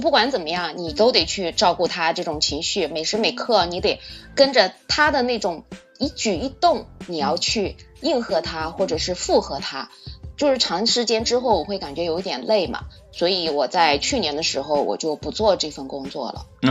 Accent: Suzhou, Jiangsu, China; 我是来自苏州的老姐姐

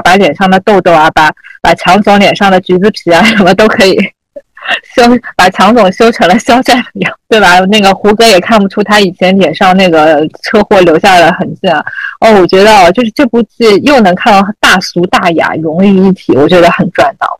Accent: Shanghai, China; 我就出生在那种就是路堂里弄，这个三步路口的这种环境嘛

